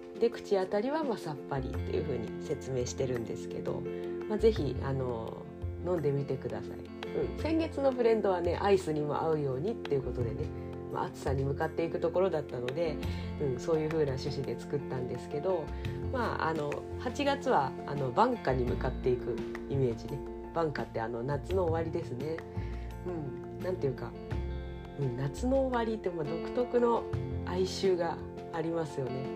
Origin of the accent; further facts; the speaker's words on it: Kanagawa, Japan; now in Ibaraki, Japan; 私神奈川出身